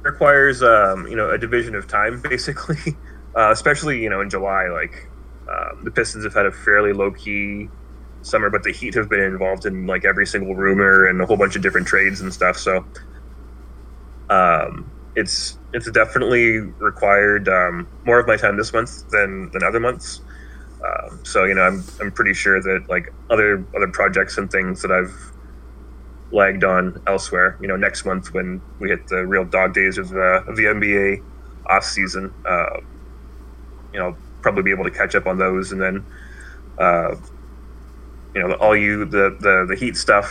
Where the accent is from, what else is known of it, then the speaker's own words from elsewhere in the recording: Windsor, Ontario, Canada; I grew up just outside of Windsor, so I basically was born into Detroit and University of Michigan fandom